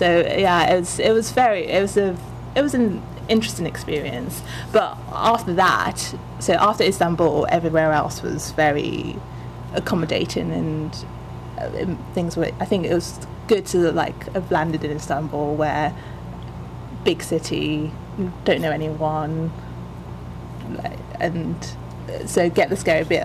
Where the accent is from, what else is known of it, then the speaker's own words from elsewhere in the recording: Nigeria; I'm Yoruba, which is like my mom's tribe